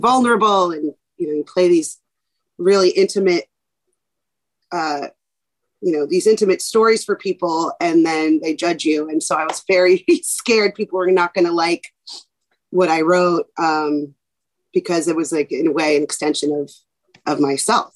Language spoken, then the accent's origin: English; New York City, New York, United States; born and raised in New York City in Manhattan